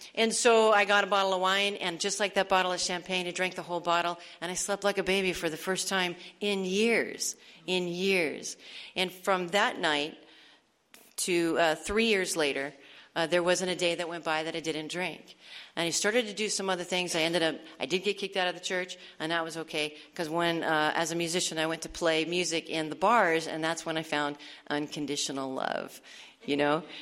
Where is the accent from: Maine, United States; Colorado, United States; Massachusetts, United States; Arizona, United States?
Arizona, United States; moved away; I'm from Arizona, and this is all taking place in Tucson at this point